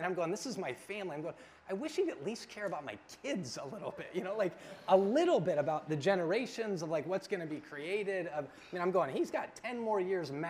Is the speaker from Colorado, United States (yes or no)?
yes; Denver, Colorado, United States; moved away; I'm originally from Denver, and I was at home with family this weekend, and all my family's there